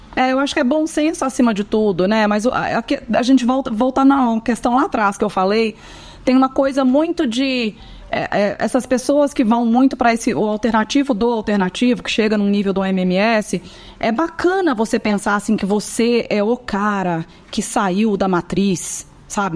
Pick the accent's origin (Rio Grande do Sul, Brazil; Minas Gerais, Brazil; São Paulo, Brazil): Minas Gerais, Brazil; Eu sou mineira